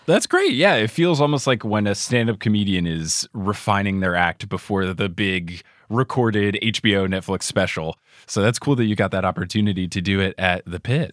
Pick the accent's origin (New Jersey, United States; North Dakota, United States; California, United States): New Jersey, United States; also born or lived in Seattle; now in New York, United States; born and raised in New Jersey